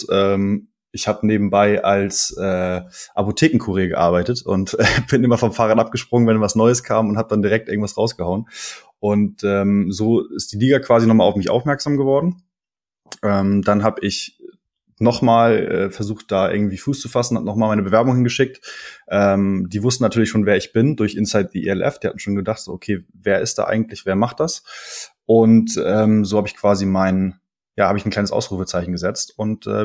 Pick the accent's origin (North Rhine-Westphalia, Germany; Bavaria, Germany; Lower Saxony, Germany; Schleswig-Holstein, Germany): Schleswig-Holstein, Germany; Kiel; moved away as an adult; now in Hamburg, Germany; Ich komme ursprünglich aus Kiel, äh, bin letztes Jahr nach Hamburg gezogen